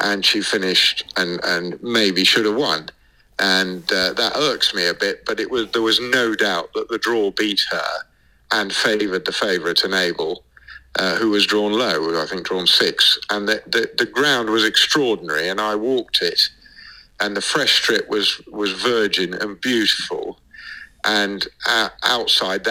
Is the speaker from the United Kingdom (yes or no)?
yes; England, United Kingdom; I'm an English trainer